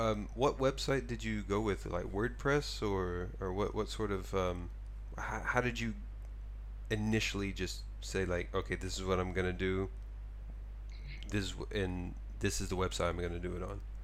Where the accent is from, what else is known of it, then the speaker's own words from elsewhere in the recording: Texas, United States; now in Tokyo, Japan; I'm from Texas